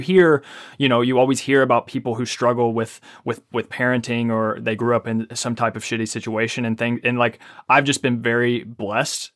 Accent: Ashland, Kentucky, United States; also born or lived in Lexington, Kentucky; I was born in Ashland, Kentucky

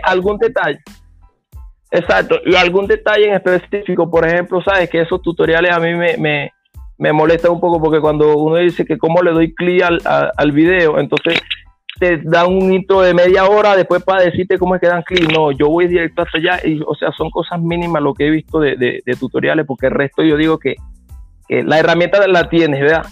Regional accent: Venezuela; Nosotros somos de Carupa

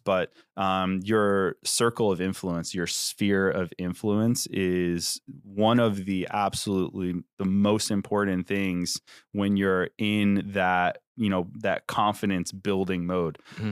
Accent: New York, United States; moved away as an adult; now in New Jersey, United States; when I moved from New York to New Jersey like seven years ago

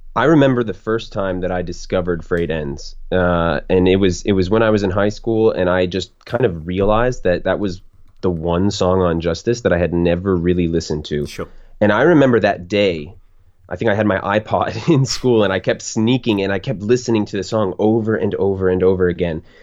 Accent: Florida, United States; I'm born and raised in Florida

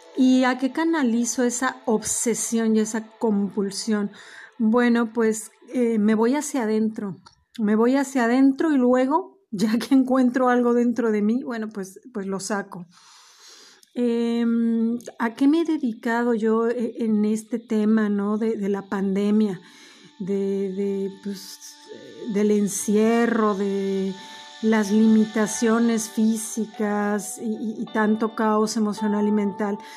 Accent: Mexico; yo soy mexicana

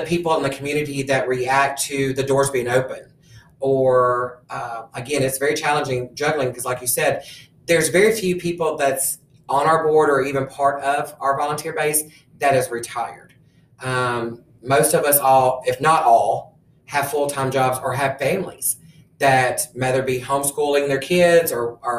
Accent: Tipton County, Tennessee, United States; also born or lived in Hawaii; I'm actually was born in Hawaii. And when my dad retired out of the military, we moved here in 1987. Been in Tipton County my whole life, pretty much

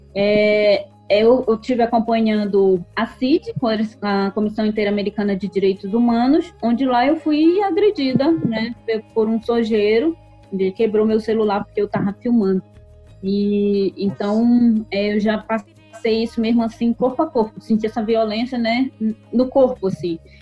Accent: Solimões village, Lower Tapajós, Pará, Brazil; E aqui no Baixo Tapajós, né, eu sou da aldeia de Solimões, que fica às margens do rio Tapajós, na Resex Tapajós da Arapiuns

